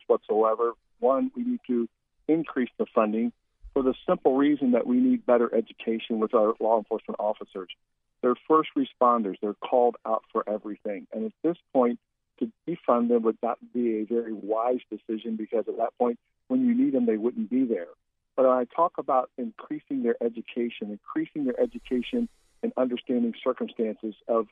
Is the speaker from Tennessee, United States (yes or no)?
no; Columbus, Ohio, United States; now in Florida, United States; I was born in Columbus, Ohio. I moved here in 1987